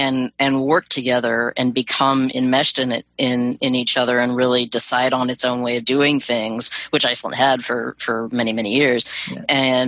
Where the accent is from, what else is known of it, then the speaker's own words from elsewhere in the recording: Pacific Northwest, United States; I grew up in the Pacific Northwest, where the seasons aren't as well defined